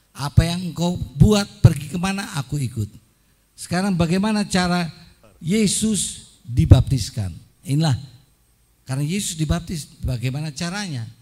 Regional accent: Surabaya, East Java, Indonesia; now in Washington, D.C., United States; Saya dibesarkan di Surabaya.

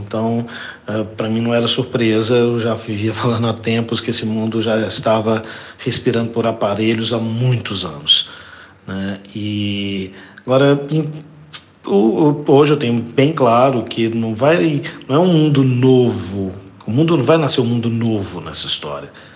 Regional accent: Belo Horizonte, Minas Gerais, Brazil; nasci há 54 anos em Belo Horizonte, sou um brasileiro mineiro

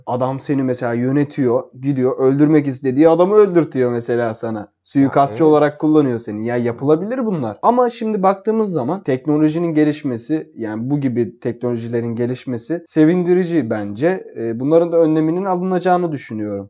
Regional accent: Istanbul, Turkey; İstanbul'da doğup büyüdüğümüz için

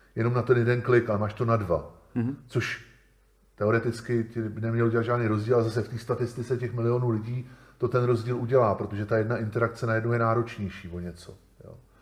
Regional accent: Czechia; my u nás v Čechách

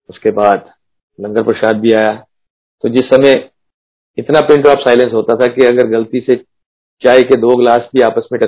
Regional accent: Punjab, India; क्योंकि जैसे मैंने बताया मैं पंजाब से हूँ

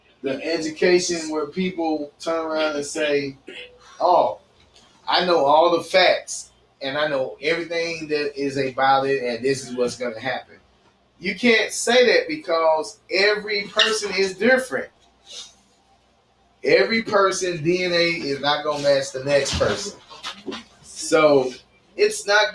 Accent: United States; I still say I'm an American citizen, and I'm proud to be

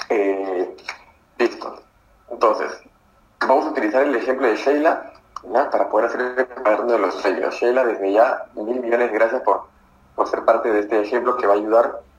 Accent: Arequipa, Peru; Hola Eric, soy de Arequipa.

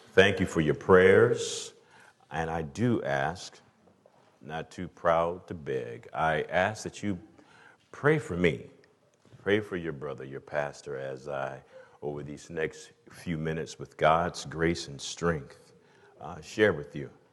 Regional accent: Atlanta, Georgia, United States; I'm from the South, from Atlanta

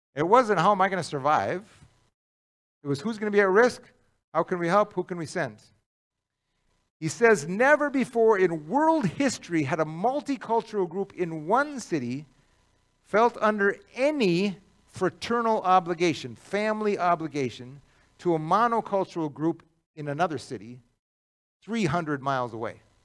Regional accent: Cloquet, Minnesota, United States; I grew up in Cloquet

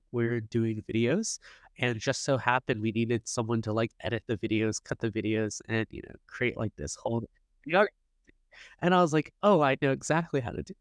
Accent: Silicon Valley, California, United States; also born or lived in Los Angeles; I grew up in Silicon Valley

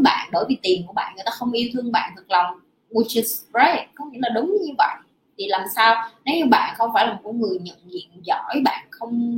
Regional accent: Vietnam; also born or lived in Ho Chi Minh City

